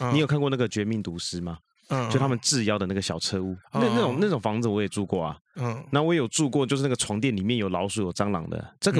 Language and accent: Chinese; Xindian, New Taipei, Taiwan; now in Taipei, Taiwan; 对对对，搬到台北市，这离离我老家也比较近啊。